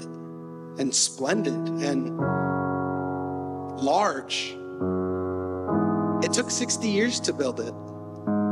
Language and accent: English; Lake Wales, Florida, United States; Most of my adolescence, I was raised in Lake Wales, Florida.